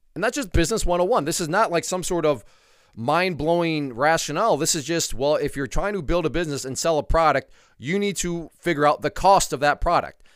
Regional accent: United States; as an American

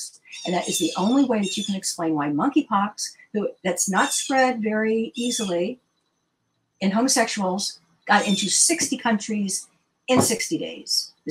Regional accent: Washington, District of Columbia, United States; I was born and raised in the Washington, D.C. area

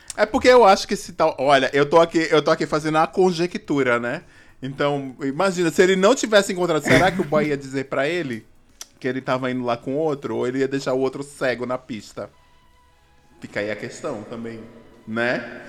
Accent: Recife, Pernambuco, Brazil; eu sou de Recife

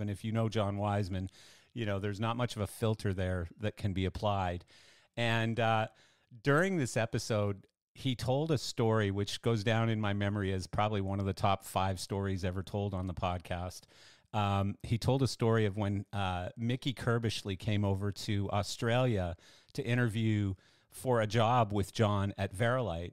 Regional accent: Canada; I'm Canadian and I'm a bass player

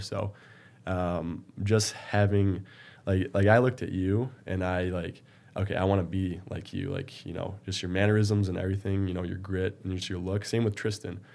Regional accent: Marine City, Michigan, United States; I was born in a small town, uh, Marine City, just south of Port Huron, right in the river. Um, you know, growing up, I did really well in school

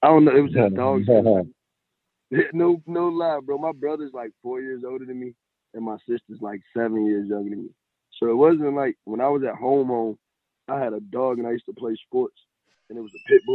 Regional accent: Virginia, United States; I'm from Maryland, Virginia

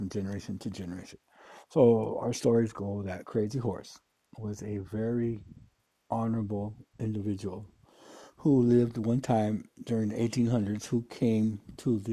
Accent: Pine Ridge Indian Reservation, South Dakota, United States; growing up on a Pioneer Indian Reservation where there's 88% unemployment rate

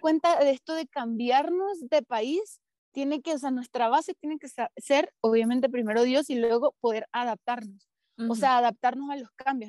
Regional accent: Venezuela; moved away as an adult; yo me voy a ir de Venezuela

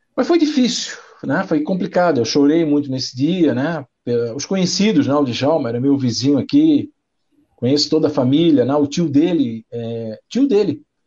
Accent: Florianópolis, Santa Catarina, Brazil; meu pai, meu irmão são manezinho aqui de Cacupé, aqui, nós somos manezinho

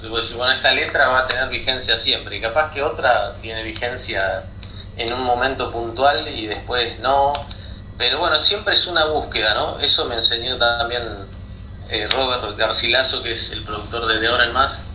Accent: La Plata, Buenos Aires Province, Argentina; moved away; tuve una banda en La Plata, de donde soy oriundo

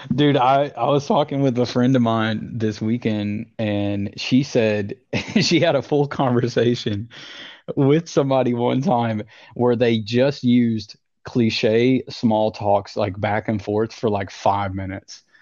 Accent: Tennessee, United States; moved away as an adult; also born or lived in Indiana / Colorado / Princeton, New Jersey; my house that I grew up in in Tennessee

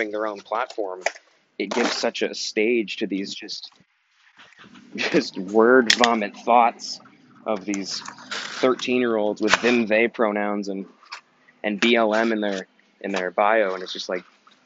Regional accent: Kansas, United States; I was born in Kansas

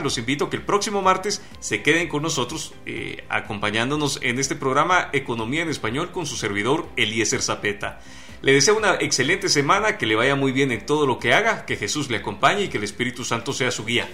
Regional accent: Guatemala; los guatemaltecos que no estamos inmersos en este modelo de negocio

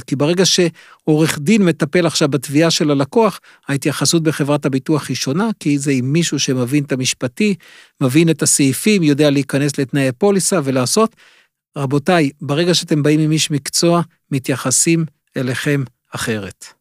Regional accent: Israel; אנחנו כמו ישראלים

